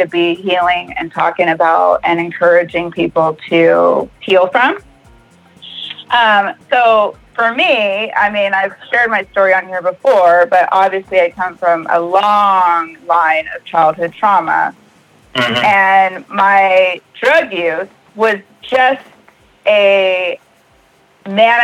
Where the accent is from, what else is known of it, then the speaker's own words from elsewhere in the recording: Mobile, Alabama, United States; also born or lived in California; everybody moved all the way to Mobile, Alabama. And we lived there in the same area